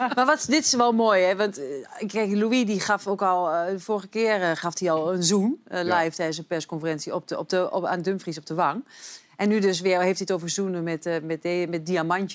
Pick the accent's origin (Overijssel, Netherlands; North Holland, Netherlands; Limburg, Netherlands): Overijssel, Netherlands; Twente; Ik ben een tukker en ik woon ja. Eh, eh, echt, ik ben echt opgegroeid aan de Duitse grens